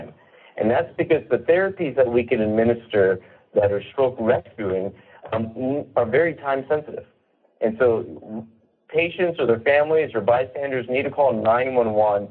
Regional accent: the South, United States; I was raised in the South

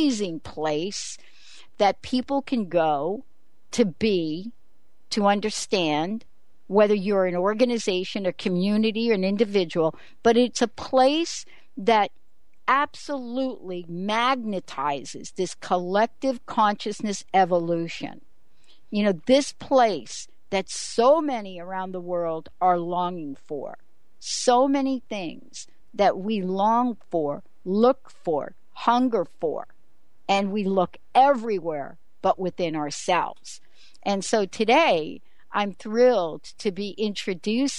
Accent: New York, United States; moved away as an adult; I grew up in New York. I lived on the fire escape for most of my young adult

